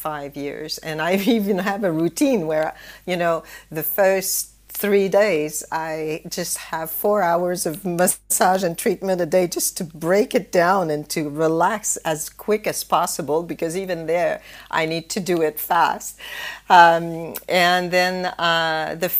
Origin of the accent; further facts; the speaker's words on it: Canada; moved away as an adult; also born or lived in Singapore; in Canada, where I come from